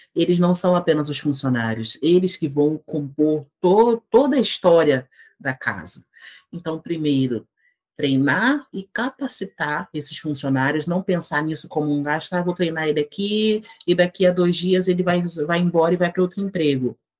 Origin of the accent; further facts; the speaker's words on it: Duque de Caxias, Rio de Janeiro, Brazil; moved away as an adult; eu sou natural do Rio de Janeiro, né? Nasci na cidade do Rio, mas morei a vida inteira na cidade de Duque de Caxias, que é na Baixada Fluminense